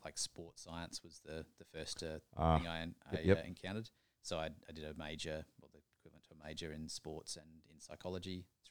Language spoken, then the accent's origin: English; Adelaide, South Australia, Australia; Adelaide, actually. Down the bottom in the middle.